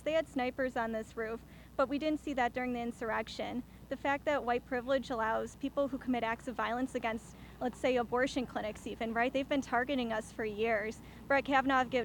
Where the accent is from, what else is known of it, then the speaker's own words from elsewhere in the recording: Ohio, United States; I'm from Ohio.